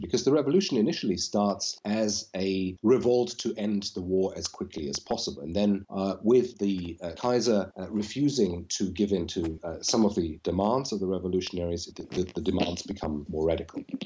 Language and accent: English; Berlin, Germany; moved away as an adult; also born or lived in Oxford, United Kingdom; now in Dublin, Ireland; I'm originally from Berlin, Germany, and I moved to the UK uh, in 2000, I think, to do my PhD at Oxford